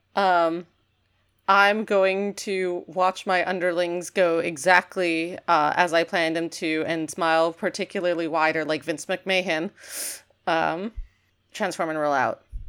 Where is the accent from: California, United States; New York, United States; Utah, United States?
New York, United States; I'm a New Yorker